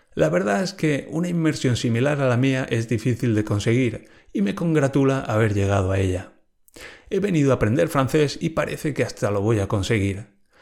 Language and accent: Spanish; Spain